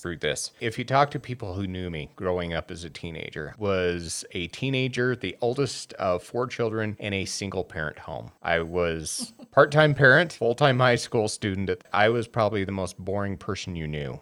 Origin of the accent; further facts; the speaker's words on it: Wyoming, United States; now in Utah, United States; I grew up in Wyoming